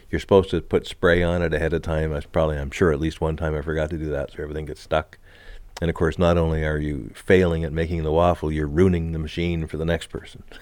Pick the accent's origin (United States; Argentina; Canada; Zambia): Canada; Montreal, Quebec; moved away; also born or lived in Miramichi, New Brunswick; Growing up in Montreal, when I was just a little fella